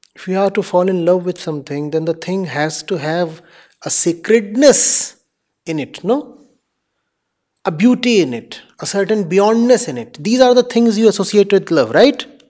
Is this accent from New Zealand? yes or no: no; India; I am an Indian